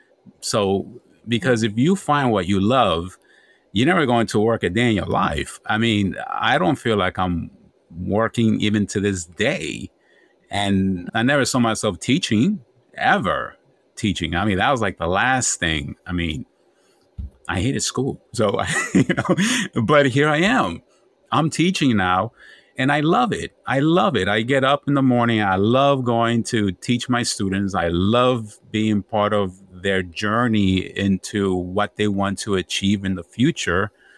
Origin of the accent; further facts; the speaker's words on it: Bronx, New York, United States; also born or lived in Honduras; I came from Honduras, very young, third world country. Then came to New York and somehow survived the Bronx that was burning